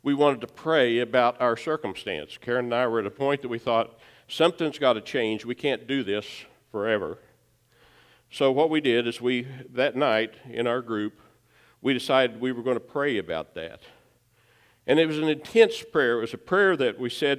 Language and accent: English; Baxter Springs, Kansas, United States; We were young marrieds in my hometown of Baxter Springs